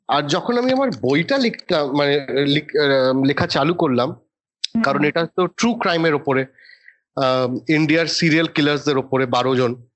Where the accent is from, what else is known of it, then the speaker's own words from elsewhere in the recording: Kolkata, West Bengal, India; moved away as an adult; also born or lived in Kalimpong, India / Delhi, India; now in Mumbai, India; I still consider my self to B ক্যালকাটান